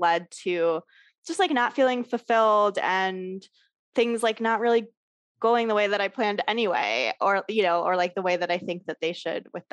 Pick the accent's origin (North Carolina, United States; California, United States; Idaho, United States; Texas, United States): California, United States; Southern; moved away as an adult; also born or lived in New York / Los Angeles; now in Asheville, United States; I grew up in Southern California, but then I went to New York for college and then I moved back to LA and I stayed there for like 10 years